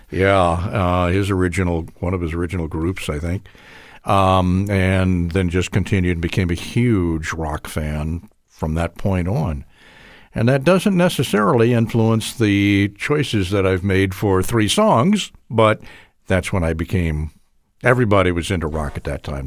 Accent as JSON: {"language": "English", "town": "Chicago", "region": "Illinois", "country": "United States", "tie": "born or raised there", "also_born_or_lived": "Houston, Texas", "said": "I lived in the Chicago suburbs, had a great education. It's a wonderful school district I was in, junior high school, high school. Um, I was born in Houston, but then, uh, Dad got transferred up to the Chicago area"}